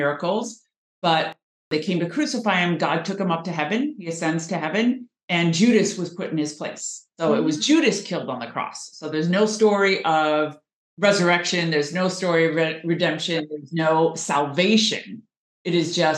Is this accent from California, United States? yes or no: yes; Southern California, United States; moved away as an adult; also born or lived in Washington, D.C.; I grew up in Southern California.